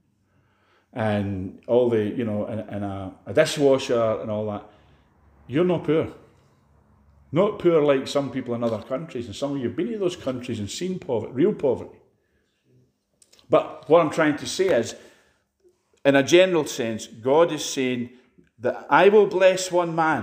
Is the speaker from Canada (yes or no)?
no; Edinburgh, Scotland, United Kingdom; now in Glasgow, United Kingdom; I came from Edinburgh. I was born in Edinburgh.